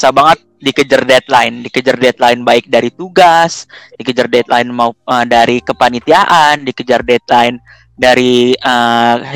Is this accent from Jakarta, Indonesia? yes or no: yes; Jakarta, Indonesia; Perkenalkan semua … dan gue berasal dari Jakarta.